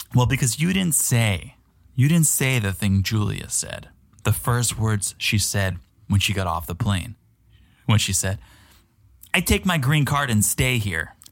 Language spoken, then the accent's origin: English; Connecticut, United States; I'm from Connecticut, I'm familiar with Fairfield